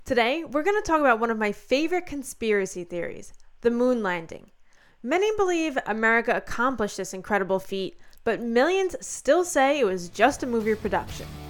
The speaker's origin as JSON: {"language": "English", "country": "United States", "said": "especially as an American"}